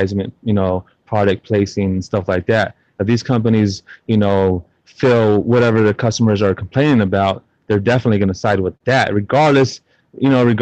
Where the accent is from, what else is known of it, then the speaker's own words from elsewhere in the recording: San Antonio, Texas, United States; I'm from San Antonio, Texas, to be exact. Born and raised